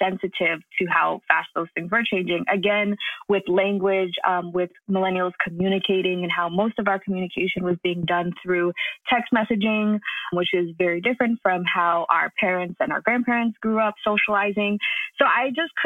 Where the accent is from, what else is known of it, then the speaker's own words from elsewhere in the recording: New York, United States; I was raised in New York by a father who is really into technology.